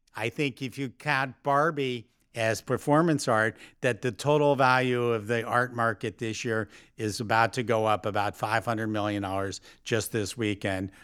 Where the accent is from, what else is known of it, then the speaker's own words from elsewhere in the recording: New York, United States; as a New Yorker